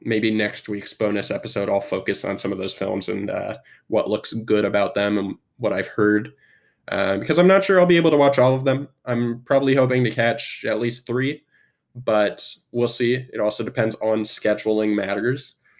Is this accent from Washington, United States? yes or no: yes; Spokane, Washington, United States; also born or lived in Seattle; I am from Spokane. Well, I was born in Seattle, but I moved to Spokane at a young age and was raised mostly in Spokane.